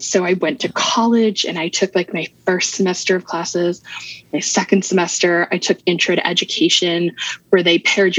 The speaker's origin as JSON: {"language": "English", "region": "Maryland", "country": "United States", "tie": "born or raised there", "also_born_or_lived": "Virginia", "said": "So I was born in Maryland, mm-hmm. Moved away when I was 7. Mm-hmm. So my dad got transferred"}